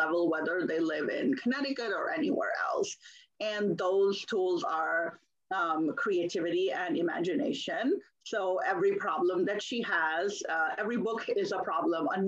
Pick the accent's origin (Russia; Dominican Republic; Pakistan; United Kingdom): Pakistan; moved away as an adult; now in United States; I was born in Pakistan and I grew up there. So I only came to the US as an adult in my early 20s